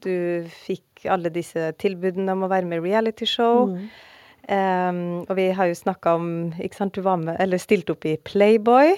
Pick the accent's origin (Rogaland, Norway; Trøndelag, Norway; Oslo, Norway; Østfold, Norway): Trøndelag, Norway; Oppdal; Jeg er jo fra Oppdal